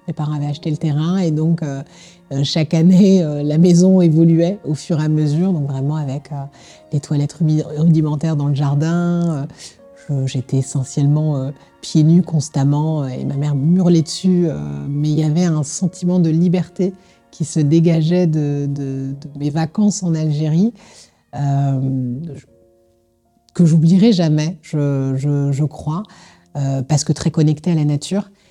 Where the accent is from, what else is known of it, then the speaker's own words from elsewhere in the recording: Colombes, Île-de-France, France; Je suis originaire de Colombe